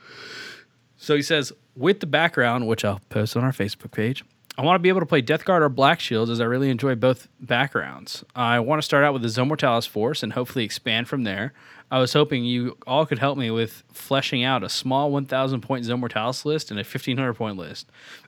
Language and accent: English; United States; we're American